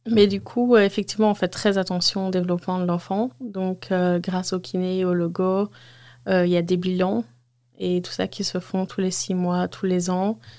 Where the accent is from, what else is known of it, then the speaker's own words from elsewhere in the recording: Waterloo, Wallonia, Belgium; 31 ans, je viens de Waterloo